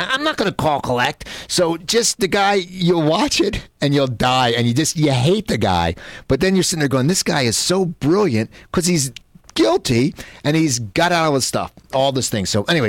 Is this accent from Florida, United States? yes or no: no; New Jersey near Philadelphia, United States; I grew up in New Jersey near Philadelphia, and I had a paper route.